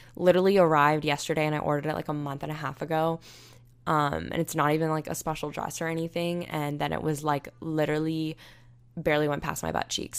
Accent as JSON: {"language": "English", "country": "United States", "tie": "born or raised there", "moved": "as an adult", "said": "when Hurricane Michael hit my hometown"}